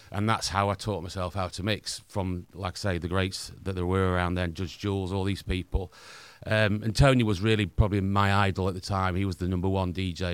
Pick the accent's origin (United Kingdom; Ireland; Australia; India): United Kingdom; Doncaster, Yorkshire and the Humber; accent: Northern; I played a lot in my hometown, Doncaster